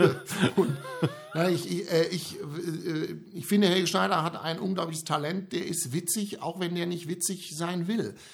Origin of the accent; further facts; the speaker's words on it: Germany; Ja, ne, ich bin ja mit Comedy in Deutschland aufgewachsen.